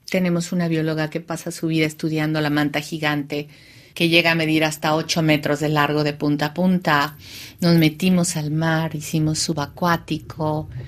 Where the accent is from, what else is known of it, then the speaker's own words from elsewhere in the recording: Bahía de Banderas, Mexico; born there; Y utilizando este espacio donde yo nací para hablar de algo que es absolutamente universal